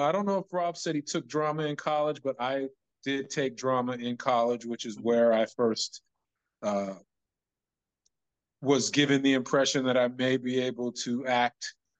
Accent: Chicago, Illinois, United States; I'm originally from Chicago, Illinois.

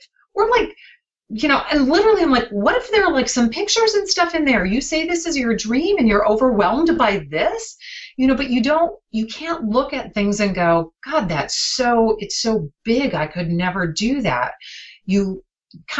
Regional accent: Green Bay, Wisconsin, United States; I grew up in Green Bay.

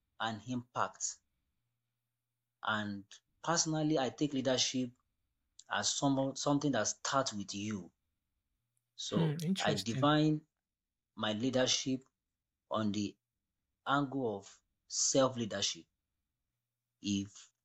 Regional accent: Nigeria; I'm from Nigeria, West Africa

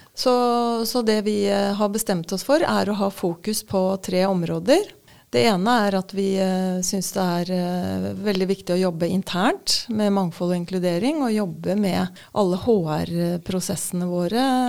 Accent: Moss, Østfold, Norway; accent: Østfold dialect; moved away as an adult; now in Oslo, Norway; jeg er oppvokst på mm, en gård på Jeløya utenfor Moss.

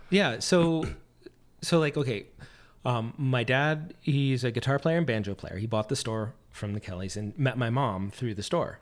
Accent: Corning, New York, United States; moved away as an adult; also born or lived in Michigan; I grew up in Corning, New York

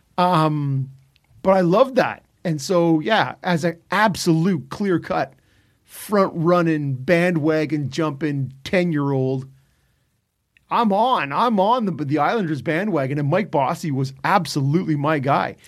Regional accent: Ottawa, Ontario, Canada; Growing up in Ottawa

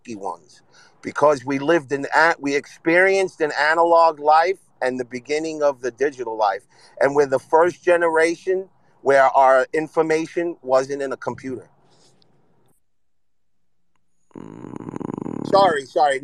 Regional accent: Northern New Jersey, United States; I'm from Northern New Jersey

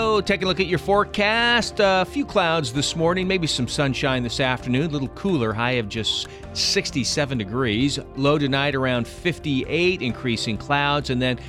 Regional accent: Willamette Valley, Oregon, United States; Growing up in the Willamette Valley

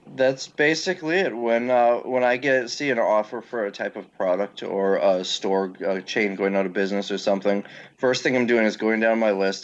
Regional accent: Green Bay, Wisconsin, United States; I got myself a warehouse in Green Bay, my hometown, and started

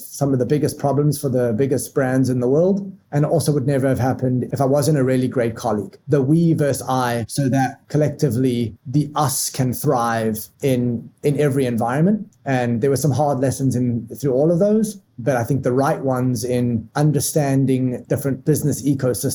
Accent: Johannesburg, Gauteng, South Africa; moved away as an adult; now in United States; So I was born and raised in South Africa, a mega diverse city and mega diverse country. I was born in Johannesburg

